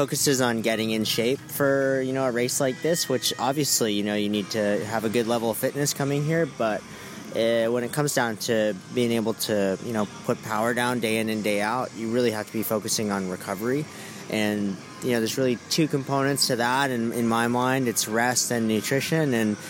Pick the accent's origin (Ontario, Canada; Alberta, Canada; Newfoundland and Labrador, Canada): Ontario, Canada; Toronto; now in Fort Lauderdale, United States; I'm originally from Toronto, Canada, but right now I'm racing out of Fort Lauderdale, Florida.